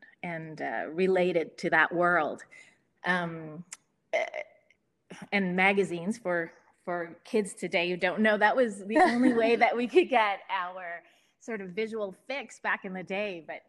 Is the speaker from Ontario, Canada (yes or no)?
no; Calgary, Alberta, Canada; parents divorced, my mother moved us to the middle of the prairies in Canada when I was about six. So I grew up here in Calgary.